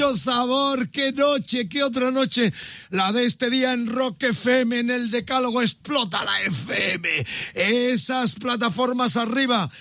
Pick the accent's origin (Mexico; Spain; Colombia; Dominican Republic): Spain; Huelva, Andalusia; Yo soy, yo soy uno de Huelva.